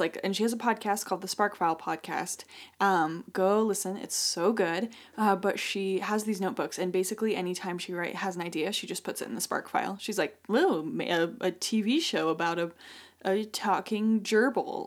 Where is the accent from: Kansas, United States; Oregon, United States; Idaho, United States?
Idaho, United States; born or raised there; moved away; also born or lived in Connecticut